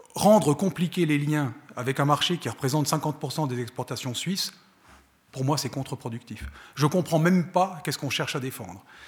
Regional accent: France; moved away as an adult; now in Switzerland; je viens de France, j'ai été élevé en France, j'ai fait mes études en France

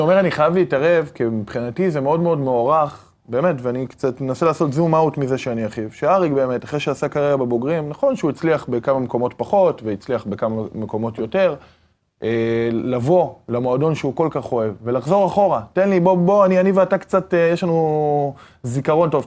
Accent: Haifa, Haifa District, Israel; גדלנו במועדון הזה מגיל תשע. אנחנו גדלנו בעיר הזאת

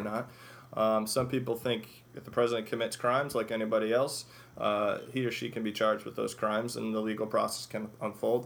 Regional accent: Chicago, Illinois, United States; I grew up in Chicago

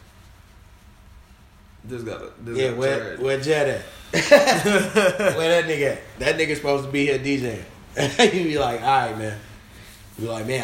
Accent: Chicago, Illinois, United States; I'm from Chicago

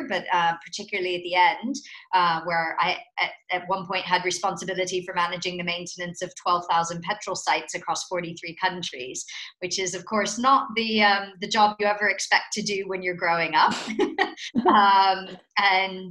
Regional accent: United States; accent: American; moved away as an adult; also born or lived in Netherlands; now in United Kingdom; you can probably tell from my accent that I'm American

